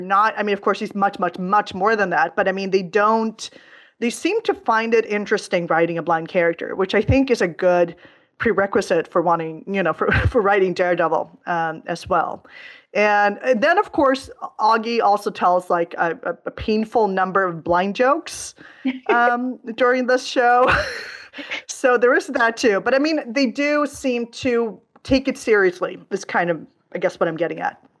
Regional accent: Stockholm, Stockholm County, Sweden; my hometown of Stockholm

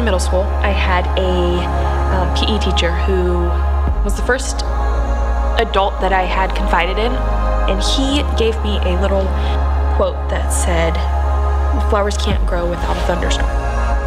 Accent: Montana, United States; I was born in Montana

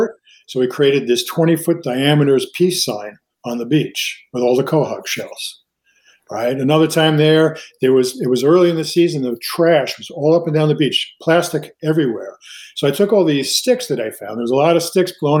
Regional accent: Long Island, New York, United States; born or raised there; also born or lived in New Rochelle, New York / Mount Vernon, New York

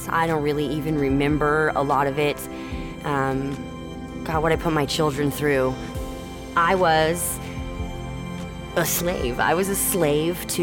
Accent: Cottonwood, Arizona, United States; I'm from Cottonwood, Arizona. I grew up here in town

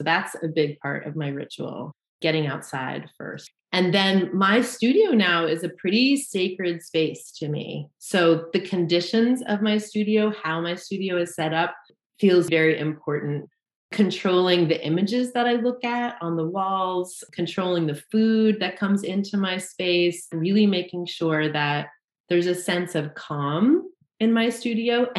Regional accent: Southern Vermont, United States; now in Colrain, Massachusetts, United States; I grew up in Southern Vermont

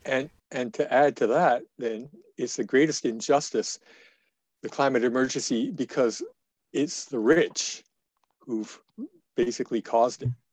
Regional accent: Lethbridge, Alberta, Canada; I was born and raised in Lethbridge

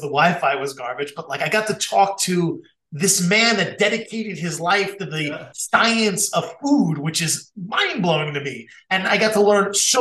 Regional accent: Long Island, New York, United States; also born or lived in Queens, New York; I'm from Long Island, which is like Queens light.

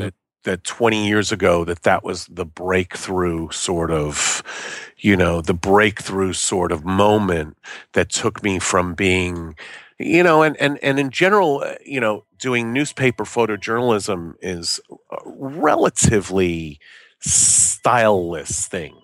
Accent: New York, United States; moved away; also born or lived in Boston / Los Angeles; I know my Yiddish 'cause I grew up in New York.

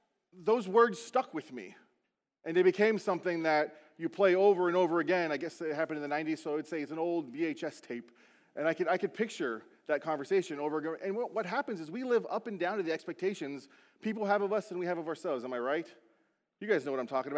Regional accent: Beaufort, South Carolina, United States; moved away; my hometown, Buford, South Carolina

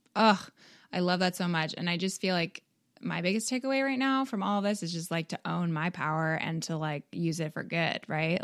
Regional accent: Canada; now in United States; I'm from Canada

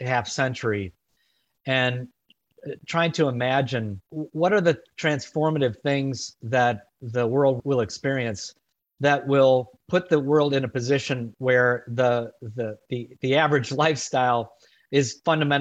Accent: Chicago, Illinois, United States; my hometown of Chicago

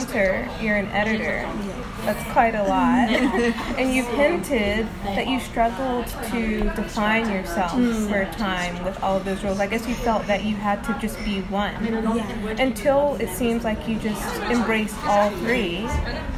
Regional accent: United States; as an American

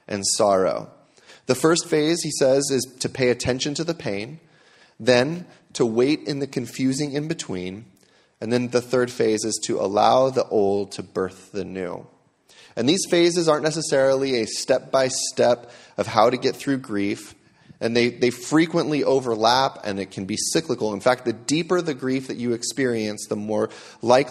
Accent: United States; As American Christians

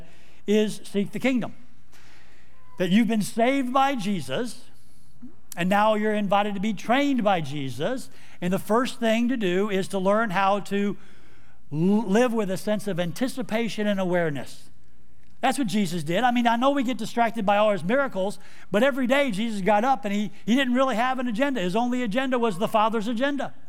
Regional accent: Houston, Texas, United States; moved away; I'm actually from Houston, Texas

